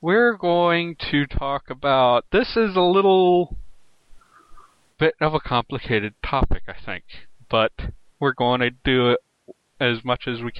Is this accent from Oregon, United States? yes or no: no; West Virginia, United States